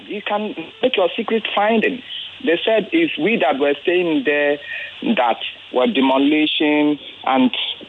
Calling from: Ikorodu, Lagos, Nigeria; Yes, I'm calling right from Ijede, Ikoroduye.

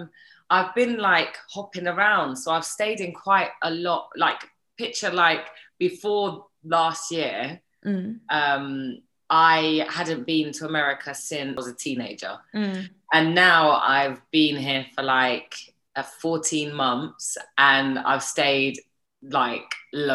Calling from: New York, United States; I'm calling in from New York.

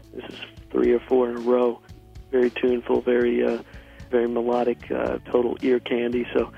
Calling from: Shelbyville, Kentucky, United States; I'm calling from Shelbyville, Kentucky.

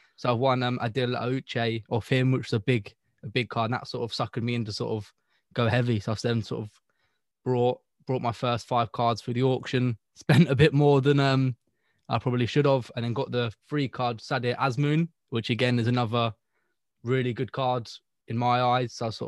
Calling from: Cambridge, East of England, United Kingdom

